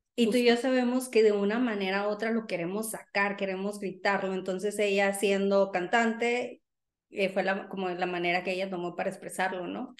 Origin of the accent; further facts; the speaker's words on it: Sonora, Mexico; now in United States; rockera, sonorense